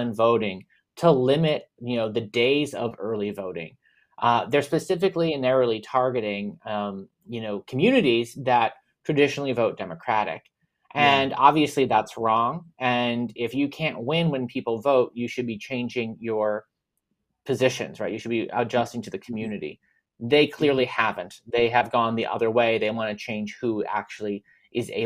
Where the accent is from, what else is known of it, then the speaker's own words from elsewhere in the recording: Allegheny County, Hampton Township, Pennsylvania, United States; I grew up in Allegheny County, Hampton Township.